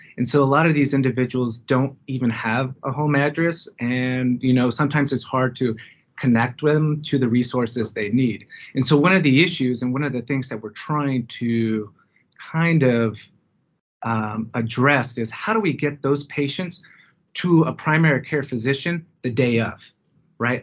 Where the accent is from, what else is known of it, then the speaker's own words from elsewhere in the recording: Fresno, California, United States; moved away as an adult; now in Denver, United States; I'm originally from Fresno, California